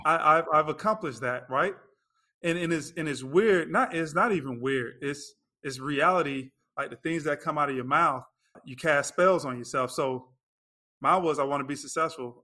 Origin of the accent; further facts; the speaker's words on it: Lakeland, Florida, United States; moved away as an adult; also born or lived in North Carolina / Chicago, Illinois; now in Orlando, United States; I grew up in Lakeland, Florida.